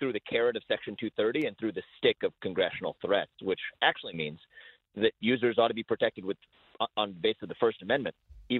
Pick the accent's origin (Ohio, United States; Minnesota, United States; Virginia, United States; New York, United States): Ohio, United States; Cincinnati; take my hometown in Cincinnati